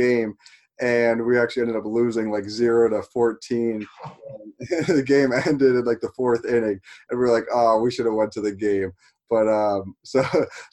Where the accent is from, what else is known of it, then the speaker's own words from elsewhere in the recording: West Hartford, Connecticut, United States; I grew up in West Hartford, Connecticut